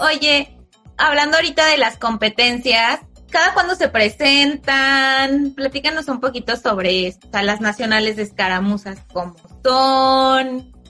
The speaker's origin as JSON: {"language": "Spanish", "country": "Mexico", "said": "como mexicano"}